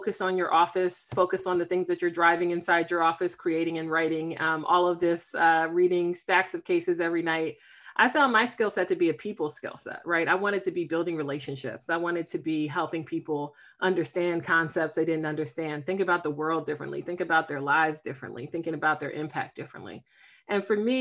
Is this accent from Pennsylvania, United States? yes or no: yes; Philadelphia, Pennsylvania, United States; now in Silver Spring, United States; I am based in Silver Spring, Maryland. I'm originally from Philadelphia